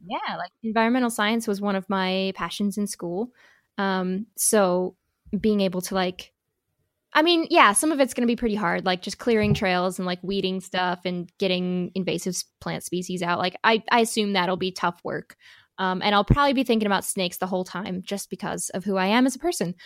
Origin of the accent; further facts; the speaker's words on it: Midwest, United States; accent: Midwest; moved away; my little Midwest accent